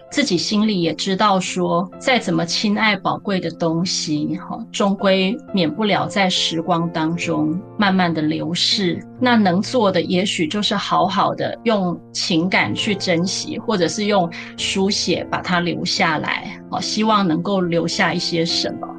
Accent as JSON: {"language": "Chinese", "region": "Taichung", "country": "Taiwan", "tie": "born or raised there", "also_born_or_lived": "Kaohsiung / Taipei", "moved": "as an adult", "said": "我自己的一个成长背景呢，我是在台中的大理出生嘛哈。那我妈妈的娘家是在台中的雾峰。小时候从国小、国中、高中，我自己是高中之后就是住校的状态，然后大学就到高雄念书。大学毕业之后到台北去就是实习啊、就业"}